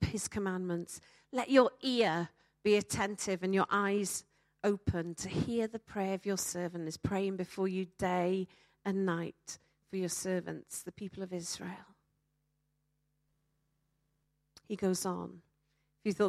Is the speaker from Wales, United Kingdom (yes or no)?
yes; Wales, United Kingdom; I'm a Welsh speaker.